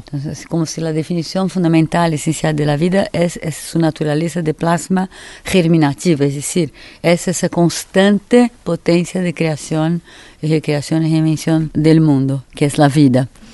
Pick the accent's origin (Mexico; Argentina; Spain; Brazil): Brazil; Spanish is a second language; moved away as an adult; also born or lived in Paris, France; salí de Brasil en 70